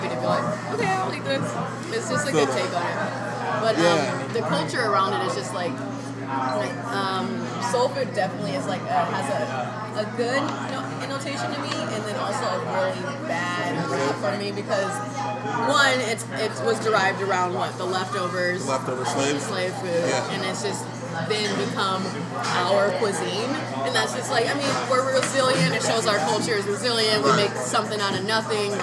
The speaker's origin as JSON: {"language": "English", "town": "Fremont", "region": "California", "country": "United States", "tie": "born or raised there", "said": "I grew up in the Bay Area, which was like outside. It was near Oakland, but it was outside of it. It was Fremont, East Side"}